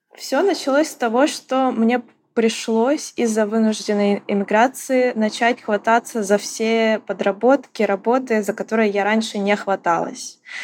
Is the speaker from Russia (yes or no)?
no; Ukraine; moved away as an adult; я украинка, и я вынужденная эмигрантка